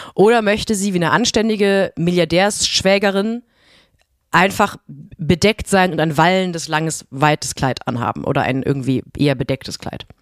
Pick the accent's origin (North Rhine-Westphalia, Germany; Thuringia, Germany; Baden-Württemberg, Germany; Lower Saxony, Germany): Baden-Württemberg, Germany; near Europa-Park; moved away; ich bin in der Nähe vom Europapark groß geworden. Wir sind zehn Autominuten entfernt von diesem Vergnügungspark groß geworden.